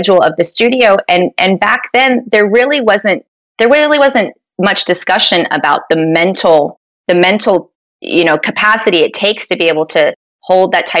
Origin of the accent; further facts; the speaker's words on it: Sparta, New Jersey, United States; moved away as an adult; also born or lived in Pittsburgh, Pennsylvania; now in Florida, United States; I grew up in North New Jersey in a small town called Sparta, New Jersey.